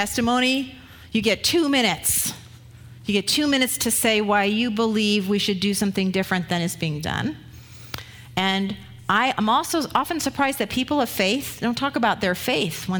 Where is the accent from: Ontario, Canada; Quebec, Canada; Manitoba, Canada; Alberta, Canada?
Ontario, Canada; Ottawa; I grew up in Ottawa, where the Ottawa River ran through